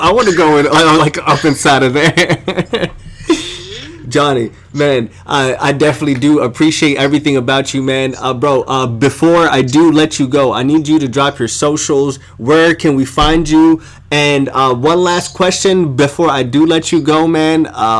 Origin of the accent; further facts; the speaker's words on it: Cairo, Cairo Governorate, Egypt; I'm all from all over the world, man, but primarily I'm from Egypt. Cairo, man, the motherland.